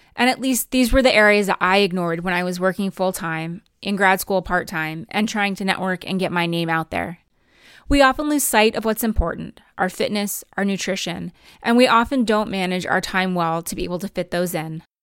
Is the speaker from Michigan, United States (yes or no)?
no; New Jersey, United States; also born or lived in Pennsylvania; I grew up in New Jersey